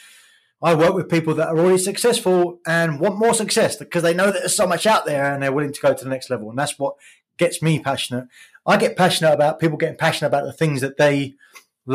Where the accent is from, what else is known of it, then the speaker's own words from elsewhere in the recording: England, United Kingdom; moved away as an adult; also born or lived in Philippines; I grew up in England, as you can probably hear.